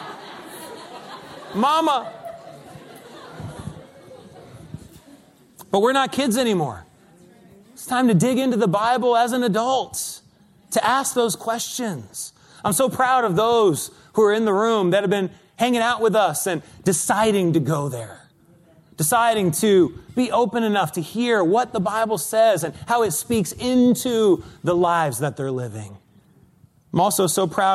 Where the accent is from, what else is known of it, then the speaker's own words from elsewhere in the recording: East Coast, United States; moved away as an adult; also born or lived in Los Angeles; now in New York City, United States; Arlene and I grew up on the East Coast